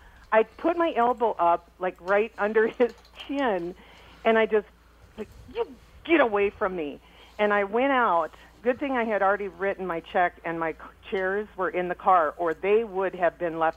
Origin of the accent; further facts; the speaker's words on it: South Dakota, United States; And then I'm from South Dakota, too, so it's like, oop.